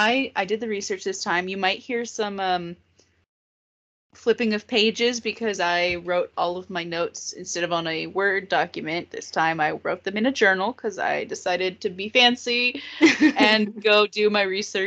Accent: Texas, United States; And we are two people from Texas. Two girls.

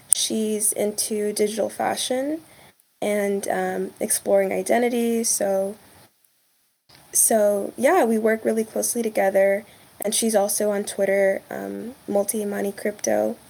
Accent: Texas, United States; I grew up in Texas, but family's from Kenya.

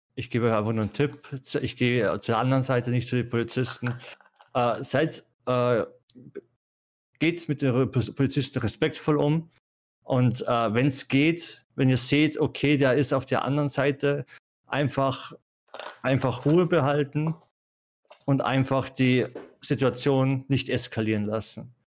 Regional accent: Austria; ich komme aus Österreich, bei mir ist es vom Land

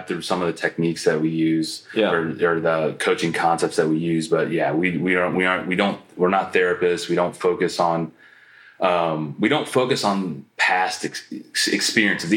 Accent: Canton, Ohio, United States; growing up in Canton, Ohio

